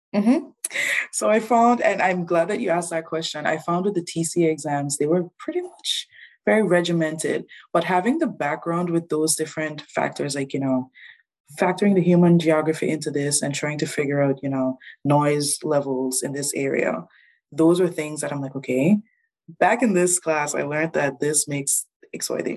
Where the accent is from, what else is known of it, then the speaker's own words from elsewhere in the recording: Anguilla; moved away as an adult; now in New Brunswick, Canada; I'm originally from Anguilla, very small island